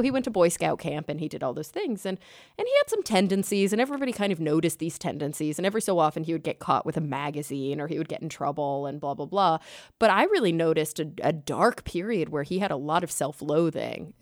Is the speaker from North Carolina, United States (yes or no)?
no; Texas, United States; also born or lived in New York; now in Los Angeles, United States; growing up in Texas